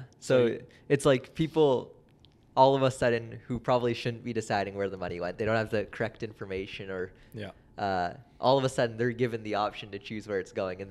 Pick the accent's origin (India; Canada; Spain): Canada; I'm very proud to say that I'm Canadian because people will assume I'm American just because, like, we kind of come from that part of the world